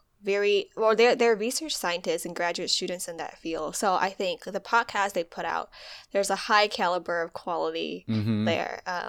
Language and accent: English; Malaysia; moved away as an adult; now in United States; because I moved from Malaysia to US for undergrad, I think that was a huge shift. So adapting to undergrad life, adapting to cultural shock and all that thing, all of that kind of prepared me.